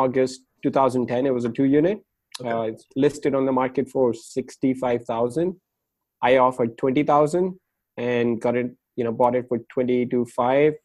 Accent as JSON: {"language": "English", "country": "India", "also_born_or_lived": "New York / Chicago", "moved": "as an adult", "lives_now": "Carlsbad, United States", "said": "I moved here from India after I turned 18"}